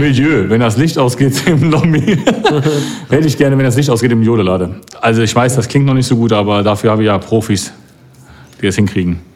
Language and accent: German; Cologne, North Rhine-Westphalia, Germany; ich bin als Kölner auch FC-Fan